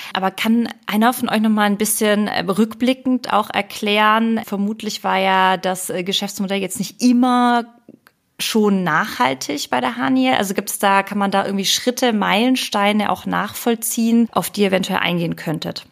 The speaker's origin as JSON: {"language": "German", "town": "Ulm", "region": "Baden-Württemberg", "country": "Germany", "said": "ich komme ja aus Ulm und am Wochenende sehe ich meine Familie"}